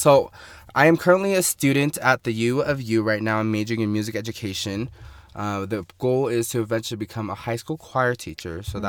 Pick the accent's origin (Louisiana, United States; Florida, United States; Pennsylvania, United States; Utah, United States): Utah, United States; Salt Lake Valley; I was born and raised here in the Salt Lake Valley. First generation in America. My parents are from Vietnam. So I'm like half Vietnamese. Like, I would say, like, 50% Vietnamese, and then I'm, like, African as well